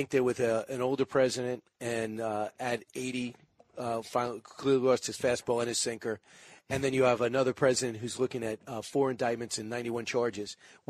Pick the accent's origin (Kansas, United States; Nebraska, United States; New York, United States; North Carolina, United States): New York, United States; Even though I'm from New York.